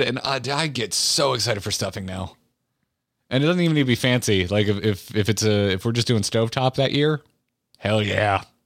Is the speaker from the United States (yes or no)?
yes; Florida, United States; I grew up in Florida.